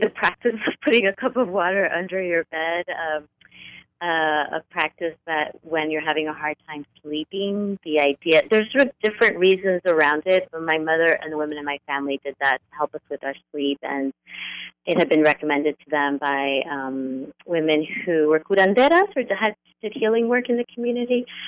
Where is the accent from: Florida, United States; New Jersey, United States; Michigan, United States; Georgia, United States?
New Jersey, United States; northern; grew up in um, in a home where my dad is from Cuba, my mother's from Colombia, and we grew up in a small working class community just outside of New York City, so that little corner of northern New Jersey